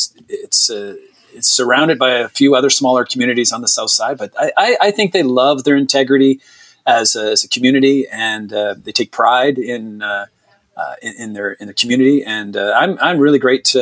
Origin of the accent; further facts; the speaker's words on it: Moncton, New Brunswick, Canada; moved away as an adult; also born or lived in Halifax, Nova Scotia; now in Leduc, Canada; I'm originally from New Brunswick, from Moncton. I grew up there